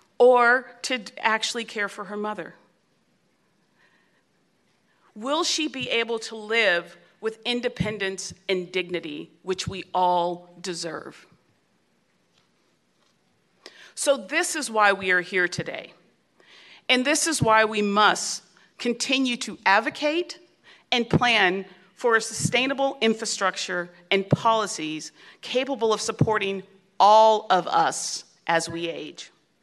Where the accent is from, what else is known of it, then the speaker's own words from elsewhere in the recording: San Francisco, California, United States; my hometown of San Francisco